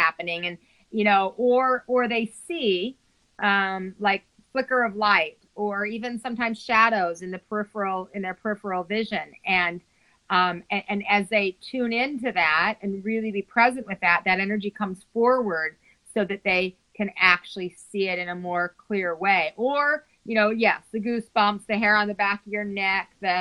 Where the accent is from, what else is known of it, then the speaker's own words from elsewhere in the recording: Salt Lake City, Utah, United States; I was raised in Salt Lake City, Utah